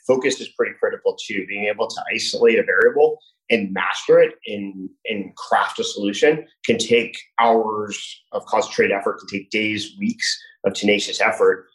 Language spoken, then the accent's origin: English; New Jersey, United States; moved away as an adult; also born or lived in California / Washington, District of Columbia, United States / New York; now in Miami, United States; I grew up in New Jersey